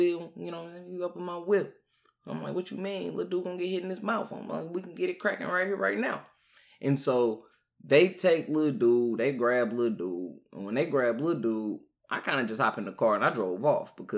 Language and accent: English; St. Louis, Missouri, United States; I'm from St. Louis